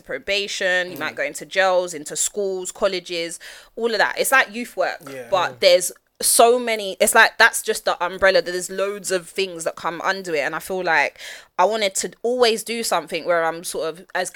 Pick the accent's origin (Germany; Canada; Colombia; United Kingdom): United Kingdom; London; I grew up in Peckham. I'm an old school Peckham girl